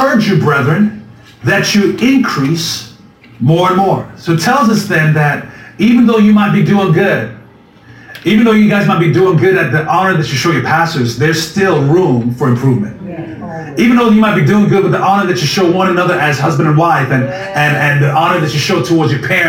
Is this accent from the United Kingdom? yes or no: no; U.S. Virgin Islands; moved away; I grew up in the Virgin Islands, that a tiny island where it's what, 32 square miles